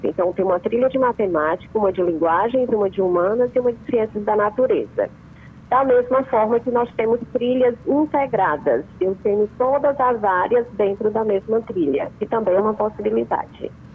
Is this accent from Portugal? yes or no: no; União, Brazil; pessoal de União, minha terra querida